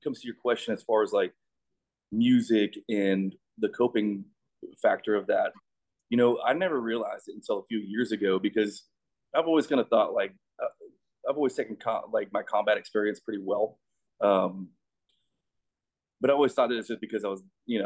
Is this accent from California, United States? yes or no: no; Colorado, United States; I grew up in Colorado, and I was on the high school rodeo team